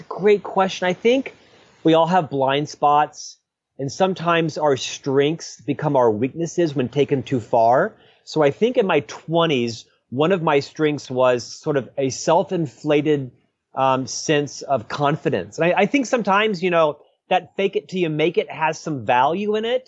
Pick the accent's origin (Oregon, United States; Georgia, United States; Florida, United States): Florida, United States; Central; moved away as an adult; also born or lived in Provo, Utah; now in Utah, United States; I was born and raised in Central Florida